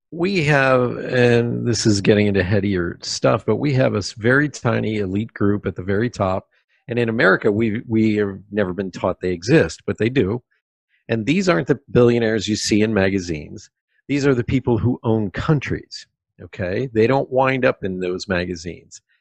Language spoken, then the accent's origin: English; Pennsylvania, United States; moved away; also born or lived in New York City; I was growing up in Pennsylvania